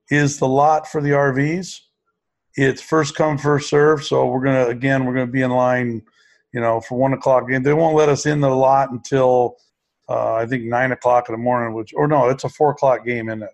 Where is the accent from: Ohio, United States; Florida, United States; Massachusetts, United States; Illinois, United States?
Ohio, United States; Ashtabula; Ashtabula, which is my hometown